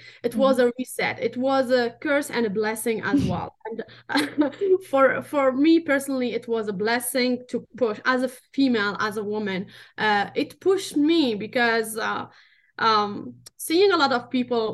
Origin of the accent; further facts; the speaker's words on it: Tunisia; English is a second language; moved away; I'm North African. I'm from Tunisia